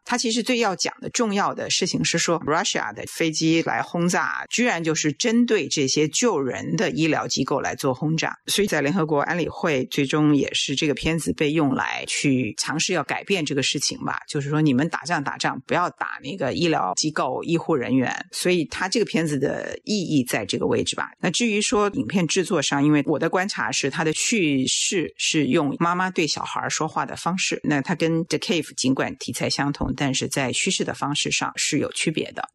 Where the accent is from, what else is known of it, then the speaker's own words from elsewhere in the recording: China; 我们作为中国人